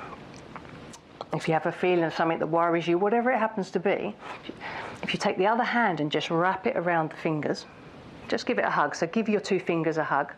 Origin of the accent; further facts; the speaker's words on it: United Kingdom; As a Brit